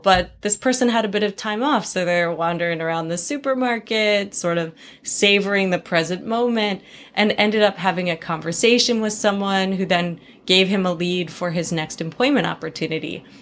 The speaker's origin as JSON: {"language": "English", "town": "Vancouver", "region": "British Columbia", "country": "Canada", "moved": "as an adult", "lives_now": "United States", "said": "I'm Canadian"}